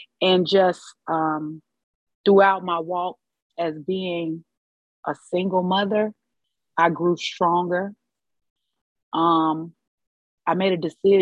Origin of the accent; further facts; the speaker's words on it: Chicago, Illinois, United States; I'm from the north side of Chicago. I was raised by both my mother and my father in separate homes